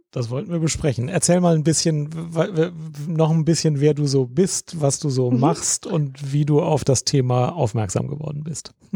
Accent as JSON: {"language": "German", "country": "Germany", "said": "ich Deutsch bin"}